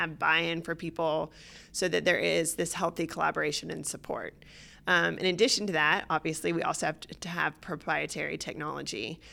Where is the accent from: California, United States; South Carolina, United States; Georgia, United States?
Georgia, United States; Atlanta; moved away as an adult; also born or lived in Boston / Australia; I was born and raised in Atlanta